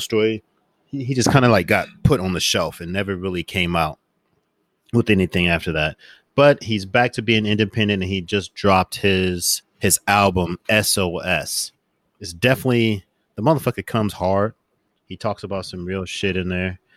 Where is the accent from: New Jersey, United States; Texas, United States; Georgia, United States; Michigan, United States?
Michigan, United States; Flint; now in Oklahoma City, United States; I'm from Flint, Michigan, but I'm a transplant here in Oklahoma City